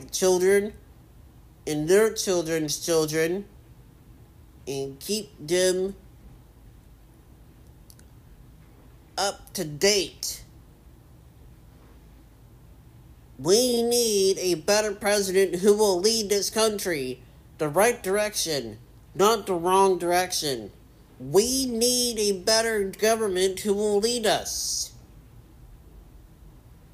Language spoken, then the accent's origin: English; United States; We are Americans.